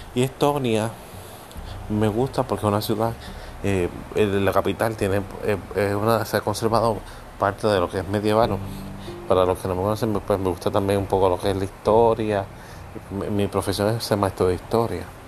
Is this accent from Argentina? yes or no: no; Puerto Rico; los que somos puertorriqueños saben que somos besucones